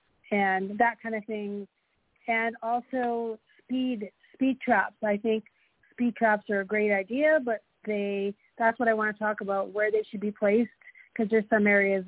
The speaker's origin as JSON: {"language": "English", "region": "Manitoba", "country": "Canada", "said": "I'm from Manitoba."}